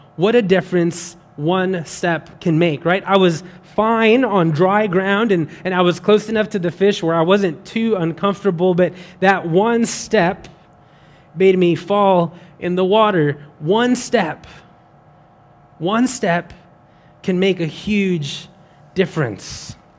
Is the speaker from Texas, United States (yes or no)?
yes; West Texas, United States; now in Baton Rouge, United States; I'm not from Louisiana. I'm from West Texas, where it is very dry